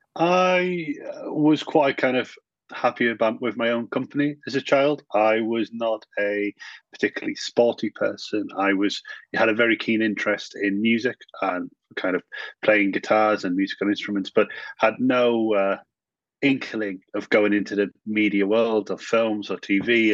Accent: the north of England, United Kingdom; I was very typically a northern lad

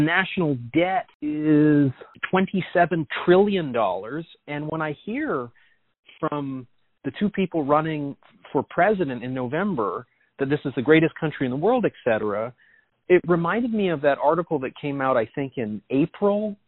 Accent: Canada; moved away as an adult; now in New York City, United States; as a Canadian

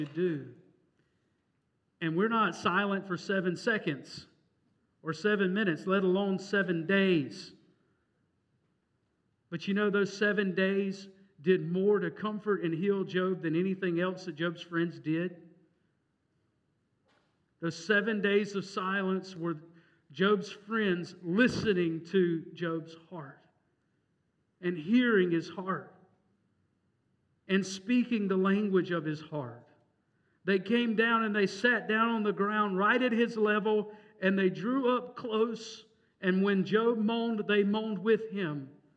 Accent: Mississippi, United States; moved away; I'm from Mississippi

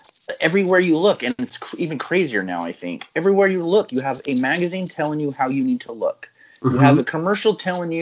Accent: United States; I love being American

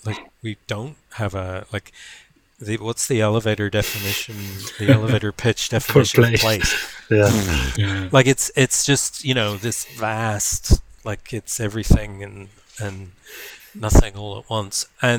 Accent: Ireland; also born or lived in Berkeley; now in Wellington, New Zealand; you know that I'm from Ireland, you know that I live in Wellington.

